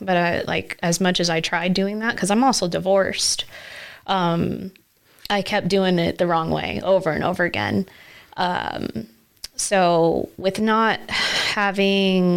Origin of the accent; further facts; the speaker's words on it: Nebraska, United States; also born or lived in Florida; I moved to Nebraska in 1997 with my mom.